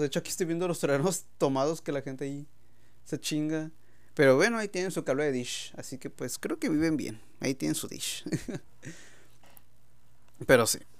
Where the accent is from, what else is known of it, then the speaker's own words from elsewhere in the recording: Mexico; ya saben cómo somos los mexicanos